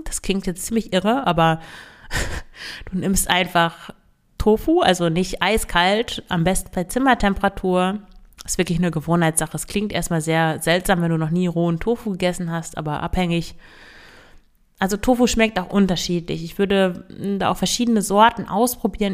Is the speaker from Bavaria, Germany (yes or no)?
no; Emsland, Lower Saxony, Germany; Ich komme ja aus dem Emsland